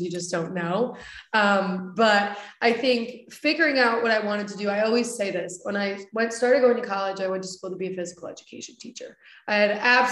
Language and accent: English; Coventry, Connecticut, United States; now in West Hartford, United States; I grew up in Coventry, Connecticut.